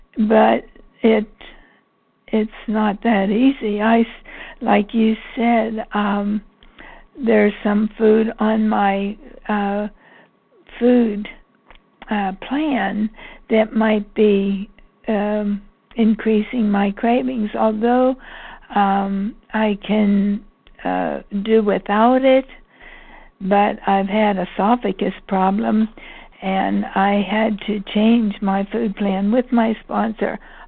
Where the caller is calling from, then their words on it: Pennsylvania, United States; from Pennsylvania.